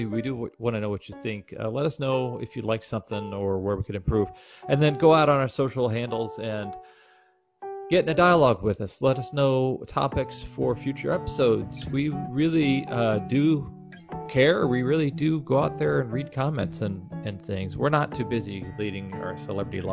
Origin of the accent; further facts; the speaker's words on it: Kansas City, United States; I'm from Kansas City, so X was not part of my vocabulary growing up